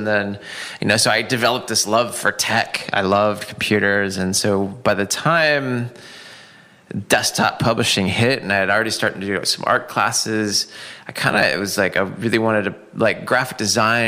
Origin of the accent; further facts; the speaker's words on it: Seattle, Washington, United States; born and raised in Seattle